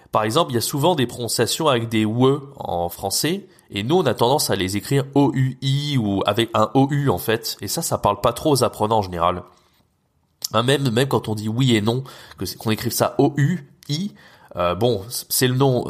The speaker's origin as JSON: {"language": "French", "country": "France", "said": "nous en tant que Français, on a un accent très fort"}